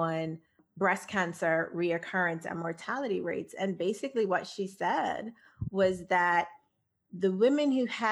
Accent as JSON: {"language": "English", "country": "Bermuda", "tie": "born or raised there", "said": "I grew up in Bermuda"}